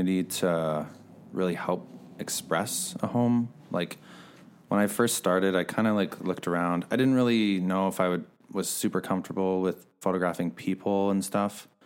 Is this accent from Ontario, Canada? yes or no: no; Logan Lake, British Columbia, Canada; moved away as an adult; now in Kamloops, Canada; I was born in Kamloops, raised in Logan Lake.